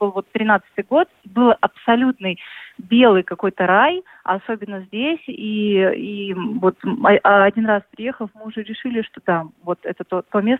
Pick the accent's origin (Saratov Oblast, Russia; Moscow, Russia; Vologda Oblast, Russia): Moscow, Russia; И мы вот как те самые москвичи, которые э, хотели бы воздуха, которые всегда стремятся выехать за город, подышать, погулять и так далее